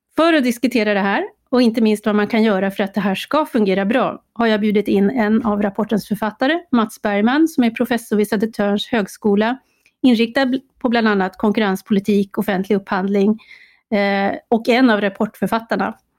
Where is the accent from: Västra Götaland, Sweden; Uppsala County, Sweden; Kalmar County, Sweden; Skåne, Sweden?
Uppsala County, Sweden; Uppsala; jag har ju lite erfarenhet från kommunalpolitiken i min hemstad Uppsala